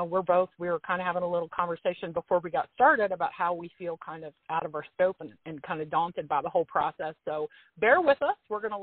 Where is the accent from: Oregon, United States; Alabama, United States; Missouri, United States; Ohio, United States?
Ohio, United States; Cincinnati; now in Indiana, United States; I live in Indiana in a small town. I grew up in Cincinnati, which is about an hour away. I'm a divorced mom of two.